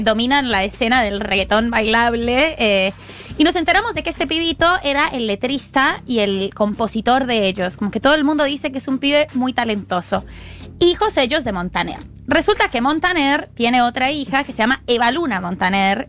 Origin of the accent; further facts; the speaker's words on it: Colombia; yo soy colombiana